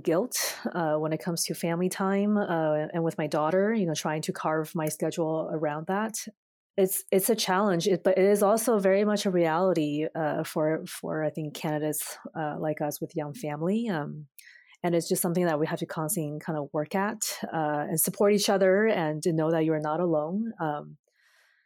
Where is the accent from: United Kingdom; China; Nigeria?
China; now in Canada; my hometown in China